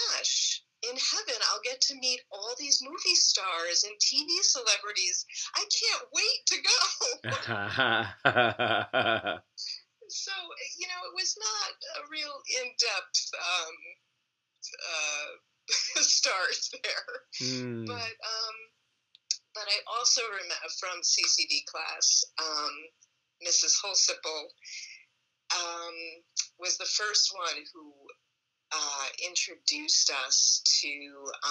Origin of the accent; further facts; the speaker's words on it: New Baltimore, New York, United States; I grew up in New Baltimore.